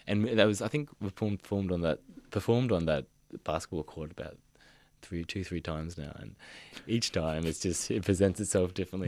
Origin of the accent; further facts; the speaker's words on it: Mission Beach, Queensland, Australia; moved away; growing up in Mission Beach, I did feel isolated from my people